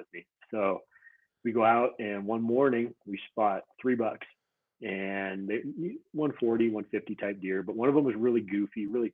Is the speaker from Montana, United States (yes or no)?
yes; Montana, United States; now in Utah, United States; I grew up in Montana